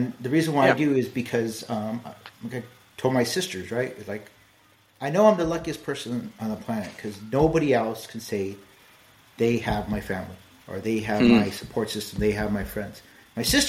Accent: Los Angeles, California, United States; I grew up in East

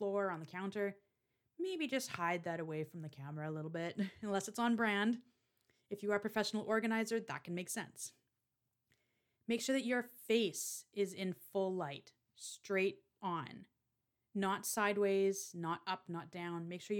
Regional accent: Canada; I struggle with this one because I am Canadian, don't apologize in your videos.

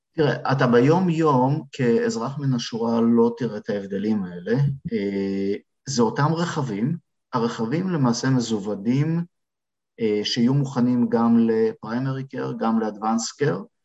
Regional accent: Israel; moved away as an adult; now in Canada; אנחנו כישראלים, כפרמדיקים

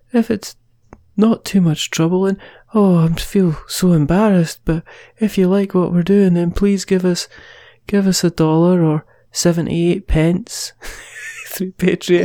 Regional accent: Fife, Scotland, United Kingdom; I am from Fife

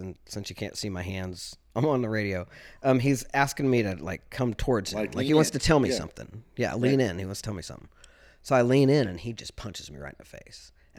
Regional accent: Kansas, United States; I'm from Southeast Kansas. SEK, man. You don't fuck with people from SEK. SEK, we're a tough bunch.

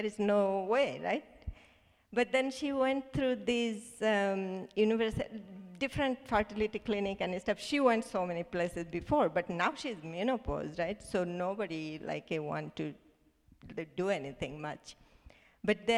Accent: Bangladesh; English is a second language; moved away as an adult; We are six sisters, and you know, I'm from Bangladesh

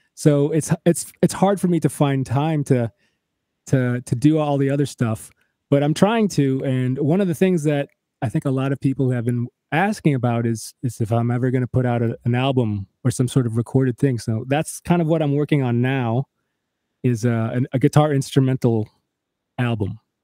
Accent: Michigan, United States; moved away; also born or lived in Chicago / Nashville; we're both from Michigan

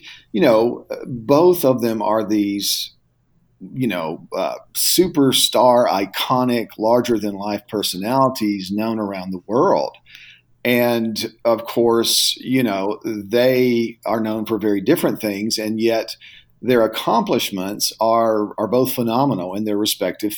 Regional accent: Tennessee, United States; growing up in the South in Tennessee

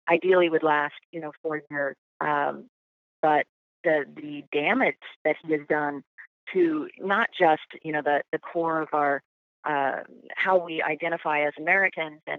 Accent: Canada; I can't do French, but I'm definitely Canadian when I travel abroad.

